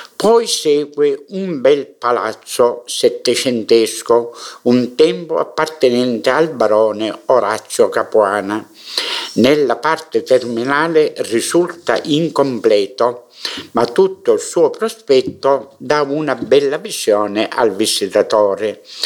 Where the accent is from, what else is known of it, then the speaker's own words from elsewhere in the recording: Mineo, Sicily, Italy; nella storia del mio paese